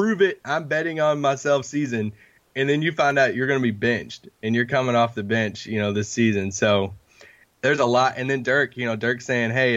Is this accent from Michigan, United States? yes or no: no; Kentucky, United States; I'm from Kentucky